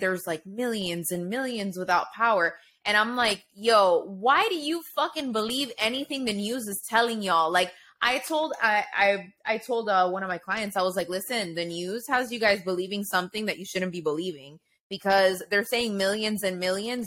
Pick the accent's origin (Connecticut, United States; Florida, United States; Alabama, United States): Florida, United States; I grew up in Florida